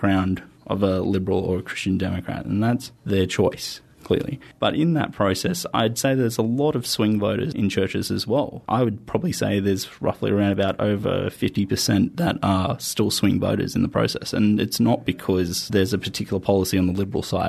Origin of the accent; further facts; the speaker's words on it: Campbelltown, New South Wales, Australia; I'm from Campbelltown.